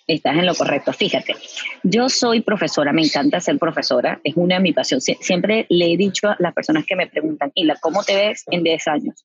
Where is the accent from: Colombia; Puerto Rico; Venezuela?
Venezuela; moved away as an adult; now in Houston, United States; yo vengo de Venezuela. En Venezuela yo pasé a trabajar en, agencias publicitarias